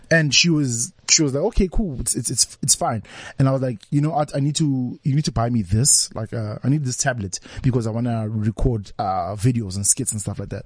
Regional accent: Vosloorus, Gauteng, South Africa

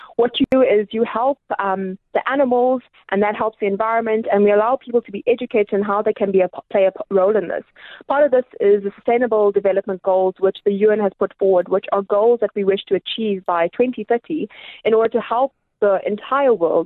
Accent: King William's Town, Eastern Cape, South Africa; also born or lived in Gqeberha / Pietermaritzburg; now in Pretoria, South Africa; I was born in Gqeberha, and I grew up in a small little town called King Williamstown

